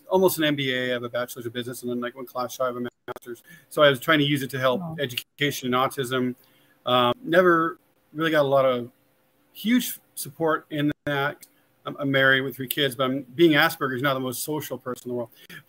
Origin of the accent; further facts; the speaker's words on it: Las Vegas, Nevada, United States; also born or lived in Henderson, Nevada; I'm actually a native, born and raised in Vegas. So my whole life, almost 54 years.